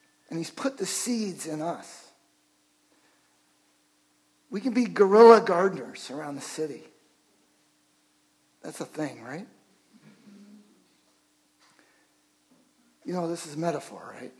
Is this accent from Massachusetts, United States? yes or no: no; Chicago, Illinois, United States; I grew up in Chicago.